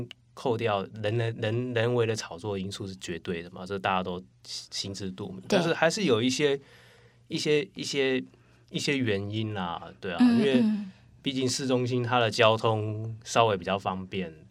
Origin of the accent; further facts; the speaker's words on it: Taipei, Taiwan; 因为我是从小在那个蛋黄区天龙国长大，